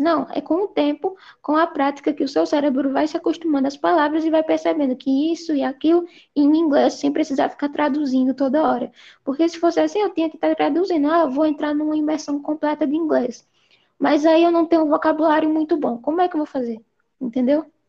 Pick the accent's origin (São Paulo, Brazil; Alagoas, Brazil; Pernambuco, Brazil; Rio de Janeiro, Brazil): Pernambuco, Brazil; Recife; eu sou de Recife, Pernambuco